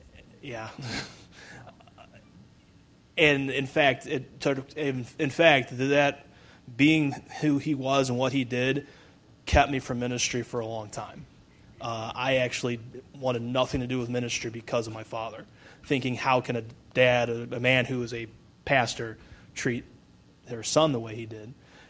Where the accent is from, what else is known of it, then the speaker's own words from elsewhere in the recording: Brunswick, United States; Well, I've been born and raised in Brunswick. I thought after high school I'd never come back, but God had other plans.